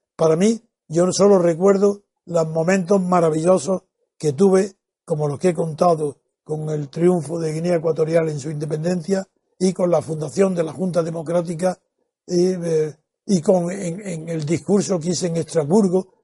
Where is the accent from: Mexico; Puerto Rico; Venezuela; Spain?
Spain; como español